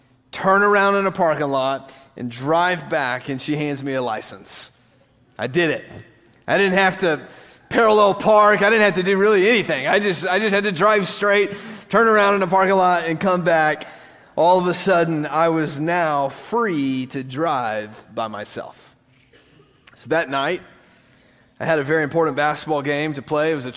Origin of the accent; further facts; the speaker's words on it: West Tennessee, United States; I grew up in West Tennessee, and it was a small town